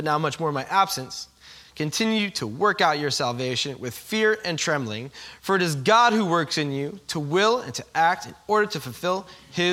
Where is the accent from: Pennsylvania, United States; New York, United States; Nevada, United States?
New York, United States; also born or lived in Philadelphia; I'm from New York, living in Philly